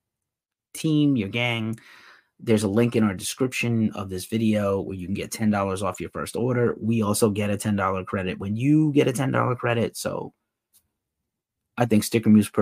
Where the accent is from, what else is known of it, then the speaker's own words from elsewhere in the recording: East Coast, United States; now in Bay Area, United States; I live in the Bay Area now. I'm from the East Coast originally